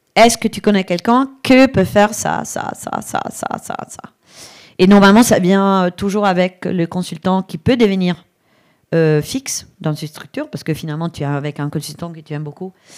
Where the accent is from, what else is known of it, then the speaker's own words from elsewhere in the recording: Brescia, Lombardy, Italy; French is a second language; moved away; also born or lived in Barcelona; Je viens de l'Italie, d'une famille hyper machiste, clairement. Euh, dans, d'une ville qui est à Brescia